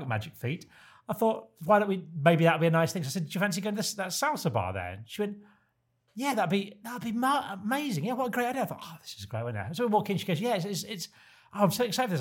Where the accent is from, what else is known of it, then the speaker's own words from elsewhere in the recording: Kent, South East England, United Kingdom; I grew up in Kent